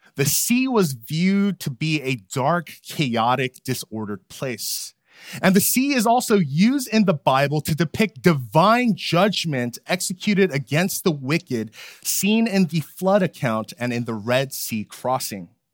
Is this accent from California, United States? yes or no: yes; California, United States; moved away as an adult; now in Philadelphia, United States; As a Californian who loves the beach